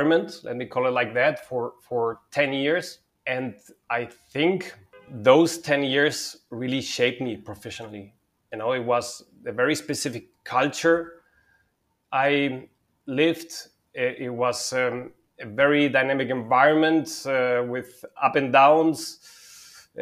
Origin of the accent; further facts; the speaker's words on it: Germany; also born or lived in Spain / Madrid, Spain / Munich, Germany; I was born and partly raised in Spain. And I grew up in Germany.